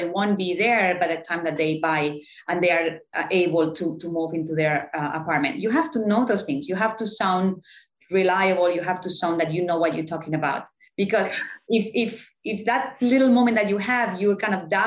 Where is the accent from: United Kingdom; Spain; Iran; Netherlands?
Spain; Barcelona, Catalonia; moved away as an adult; also born or lived in New York; now in Miami, United States; I was born in Barcelona